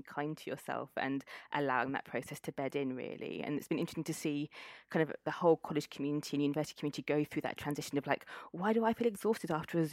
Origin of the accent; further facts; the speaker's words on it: Cambridge, East of England, United Kingdom; So I grew up in Cambridge, returned to Cambridge for this role.